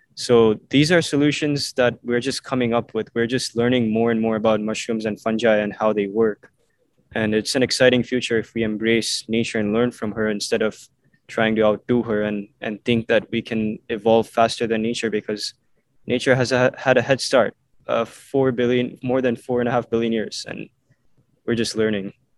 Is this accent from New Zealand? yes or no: no; Mumbai, Maharashtra, India; moved away; also born or lived in Vancouver, Canada; I moved to India and um, lived in Mumbai for 10 years. So I grew up, my childhood years were spent in Mumbai